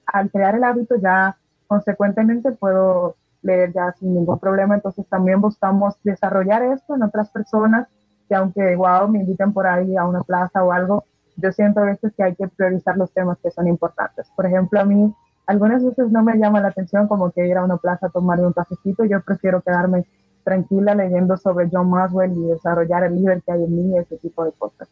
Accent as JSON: {"language": "Spanish", "country": "Dominican Republic", "said": "somos dominicanos"}